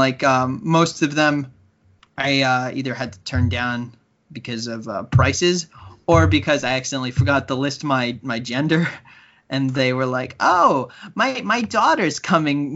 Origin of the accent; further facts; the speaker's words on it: United States; moved away as an adult; now in Canada; being American